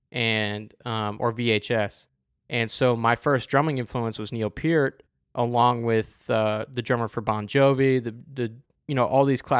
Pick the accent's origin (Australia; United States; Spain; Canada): Australia; Adelaide, South Australia; At, oh, so it was my hometown.